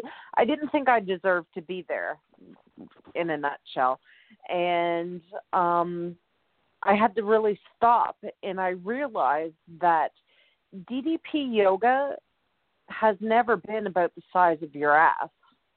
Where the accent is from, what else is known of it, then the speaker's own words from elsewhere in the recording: Canada; I'm Canadian.